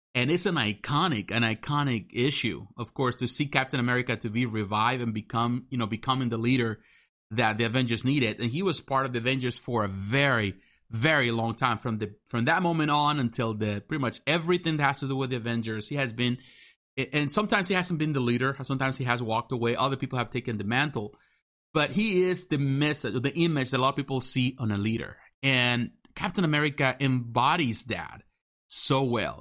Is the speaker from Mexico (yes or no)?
yes; Mexico; now in United States; I'm American, but I grew up in Mexico. I was born in Mexico.